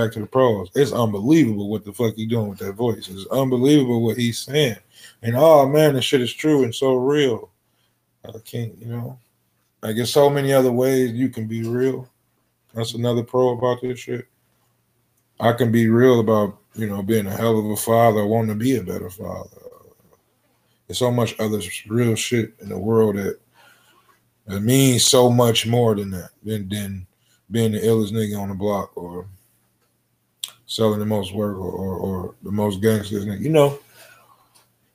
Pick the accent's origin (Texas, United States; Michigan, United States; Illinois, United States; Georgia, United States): Michigan, United States; Detroit; I'm coming from Detroit.